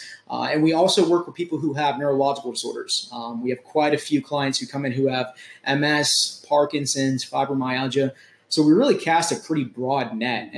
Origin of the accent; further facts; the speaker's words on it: Charleston, South Carolina, United States; also born or lived in Fort Lauderdale, Florida; I grew up here in West Ashley, went to West Ashley High School